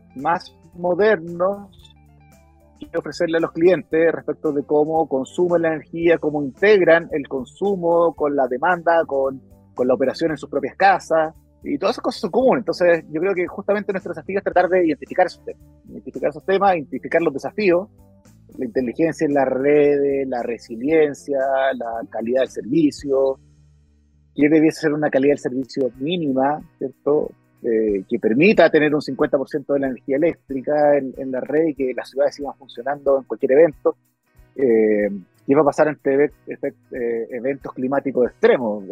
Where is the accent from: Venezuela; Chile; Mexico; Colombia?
Chile